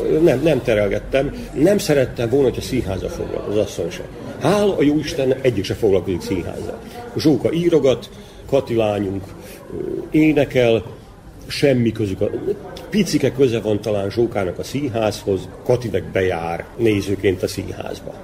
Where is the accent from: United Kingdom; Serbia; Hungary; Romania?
Serbia; Vojvodina; ebbe születtem bele